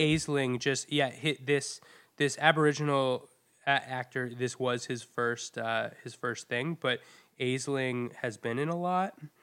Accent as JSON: {"language": "English", "region": "New England", "country": "United States", "tie": "born or raised there", "moved": "yes", "lives_now": "New York City, United States", "said": "I learned about slavery in my school in New England, so pretty liberal school"}